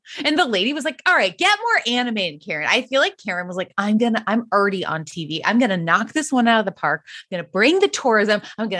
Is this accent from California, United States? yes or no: yes; Novato, California, United States; sometimes I say I'm from Novato. Sometimes I'll say I'm from Marin. It matters where I am.